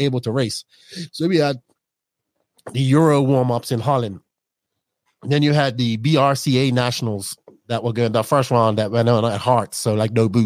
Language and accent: English; Bermuda; I grew up around a big Portuguese culture in Bermuda